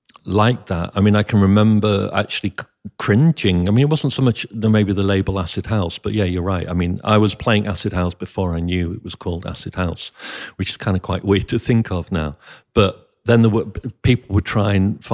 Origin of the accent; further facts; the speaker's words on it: Manchester, North West England, United Kingdom; But actually we can stand up and say, we're from Manchester and be taken as seriously as people in Detroit.